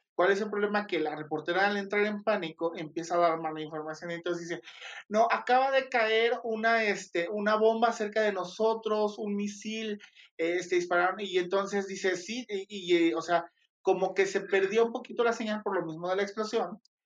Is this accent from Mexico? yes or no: yes; Mexico; soy mexicana y chingona